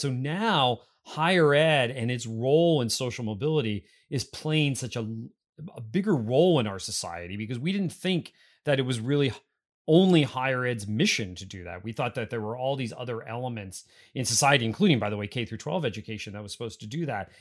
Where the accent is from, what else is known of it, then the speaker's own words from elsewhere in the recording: Pennsylvania, United States; moved away; Pennsylvania is my home state.